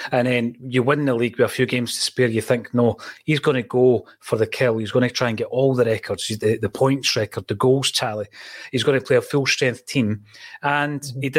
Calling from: Dalkeith, Scotland, United Kingdom; I am dialing in from Dalkeith, not far from Easter Road.

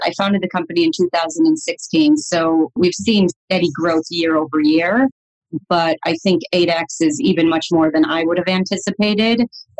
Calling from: Chicago, Illinois, United States; Yeah, so I'm calling you from Chicago, Illinois.

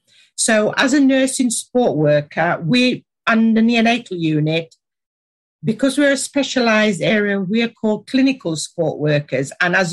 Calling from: Nottingham, East Midlands, United Kingdom; I'm joining you from Nottingham, which is, like you say, a leafy autumn day outside.

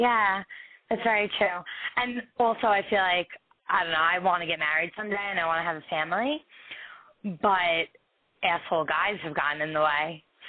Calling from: Long Island, New York, United States; I'm calling from New York, from Long Island.

